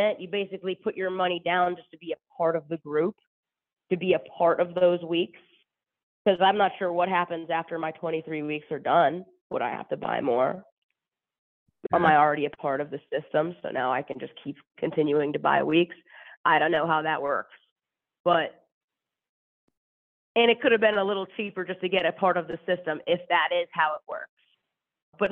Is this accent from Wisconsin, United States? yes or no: no; Pittsburgh, Pennsylvania, United States; I'm from Pittsburgh